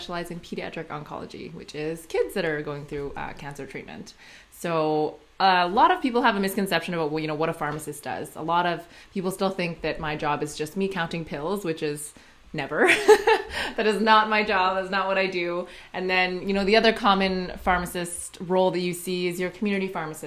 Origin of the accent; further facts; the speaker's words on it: Saskatchewan, Canada; now in Saskatoon, Canada; I grew up in a small town called Kalonzay. It's about 45 minutes from Saskatoon